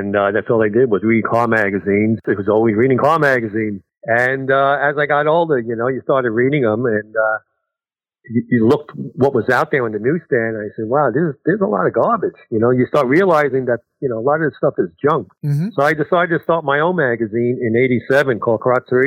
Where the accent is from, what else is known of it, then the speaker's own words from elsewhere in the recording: New York City, New York, United States; I'm from Brooklyn. We're both Sicilian